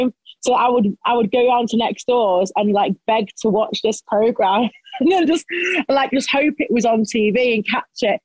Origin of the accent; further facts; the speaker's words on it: Stoke-on-Trent, West Midlands, United Kingdom; I didn't move out of Stoke until I was, 26